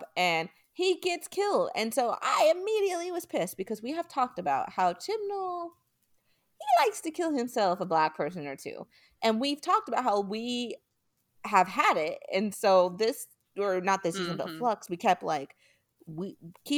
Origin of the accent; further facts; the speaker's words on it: United States; accent: American; my American accent